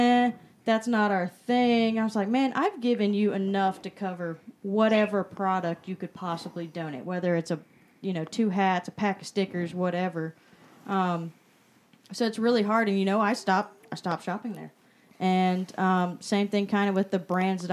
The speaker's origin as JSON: {"language": "English", "town": "Savannah", "region": "Georgia", "country": "United States", "tie": "born or raised there", "said": "I grew up in Savannah"}